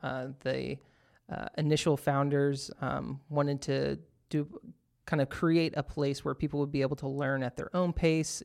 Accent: Texas, United States; moved away; I'm originally from Texas

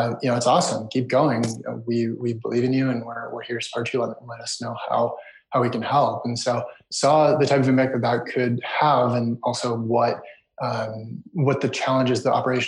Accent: United States; also born or lived in Israel / Canada; moved to the US at a very young age and grew up in the US

